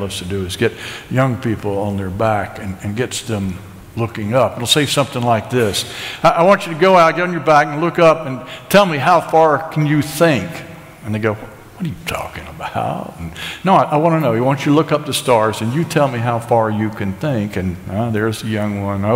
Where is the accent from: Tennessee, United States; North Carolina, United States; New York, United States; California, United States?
North Carolina, United States; Asheville; I'm an American. I'm a Southerner. I'm an Ashevillian.